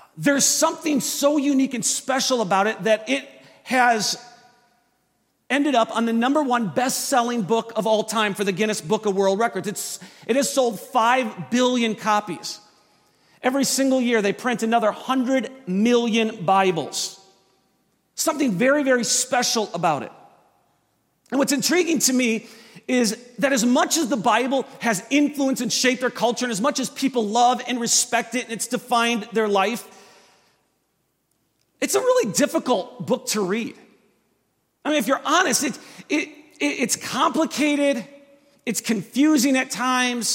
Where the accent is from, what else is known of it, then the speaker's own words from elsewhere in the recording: Wisconsin, United States; I am from Wisconsin. So we're about an hour north of Chicago and about a half an hour south of Milwaukee